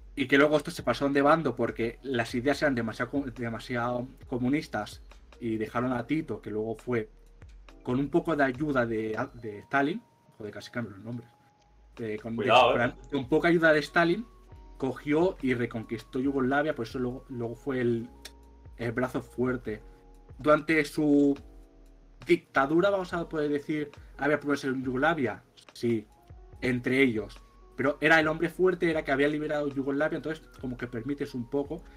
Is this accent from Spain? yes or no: yes; Spain; como somos de España